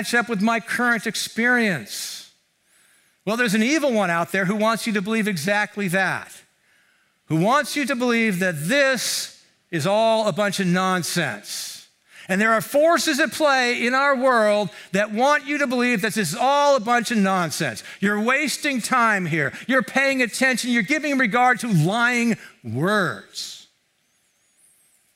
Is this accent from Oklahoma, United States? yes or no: no; Mountain View, California, United States; I grew up here in Mountain View